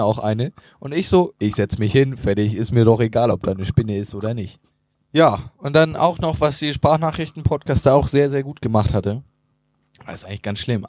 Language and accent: German; Northern Germany, Germany; als Norddeutscher